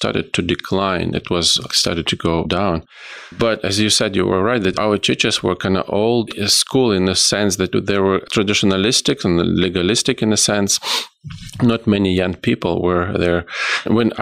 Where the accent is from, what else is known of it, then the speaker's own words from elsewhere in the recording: Ukraine; English is a second language; moved away; I'm from Ukraine, which it was a former Soviet Union. I was born there, I was raised there